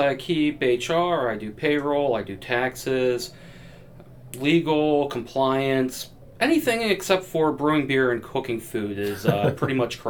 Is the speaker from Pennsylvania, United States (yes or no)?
yes; Grantville, Pennsylvania, United States; also born or lived in Pittsburgh, Pennsylvania; now in Mechanicsburg, United States; I grew up locally here in Grantville. I didn't move too far away. I live in Mechanicsburg now